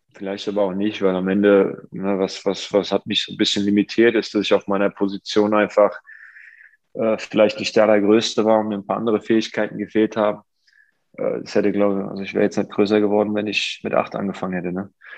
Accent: Offenbach am Main, Hesse, Germany; meiner Heimatstadt Offenbach

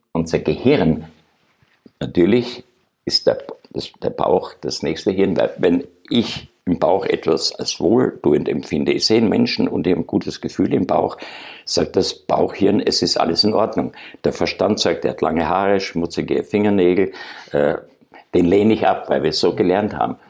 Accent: Austria; moved away; also born or lived in Germany; als Österreicher in Deutschland

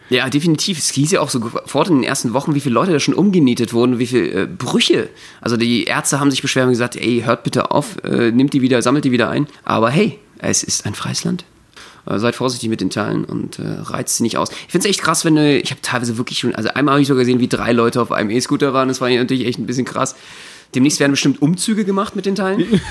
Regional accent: Berlin, Germany; Als Berliner

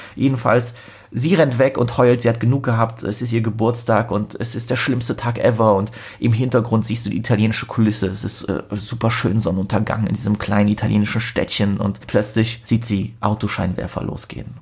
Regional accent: Poland; als Pole

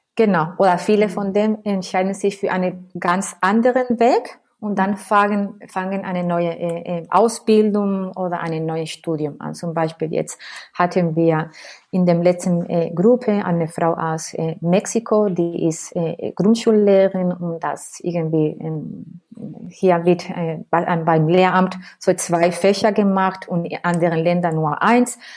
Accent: between Seville and Cádiz, Andalusia, Spain; German is a second language; moved away as an adult; now in Berlin, Germany; ich komme sprüglich aus Spanien. Meine Wurzeln liegen im Südspanien, Andalusien zwischen ähm, ähm, zwei Städten, Sevilla und Cádiz.

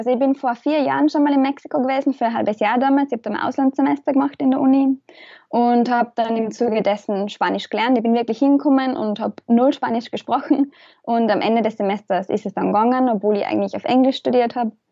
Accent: Austria; ich komme wie wahrscheinlich halt aus Österreich

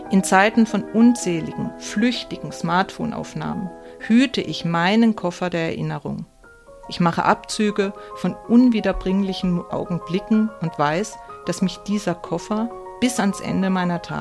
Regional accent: Australia; born there; Ich kam 1964 zur Welt. Eine kleine Australierin, geboren im Queen Elizabeth Hospital als jüngste von drei Schwestern.

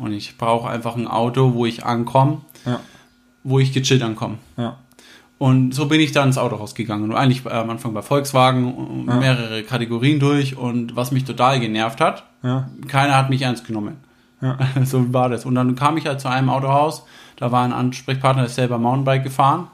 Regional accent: Herzogenaurach, Bavaria, Germany; Bin da groß geworden in der Stadt

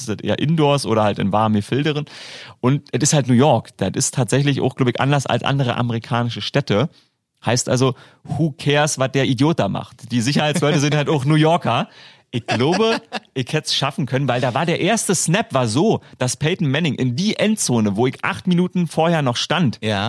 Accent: Germany; als Deutscher

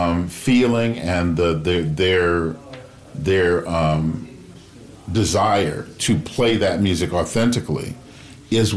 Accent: Chicago, Illinois, United States; now in Los Angeles, United States; I grew up in Chicago

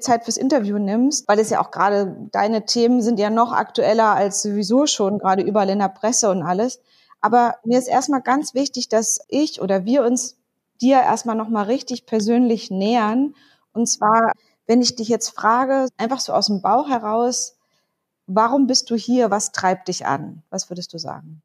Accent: Berlin, Germany; als Berlinerin, die in so einer kleinen Insel, auf einer kleinen Insel quasi groß geworden ist

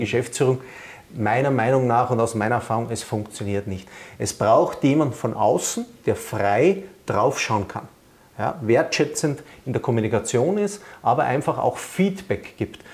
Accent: Vienna, Austria; now in Rosenheim, Germany; ich bin ja Wiener

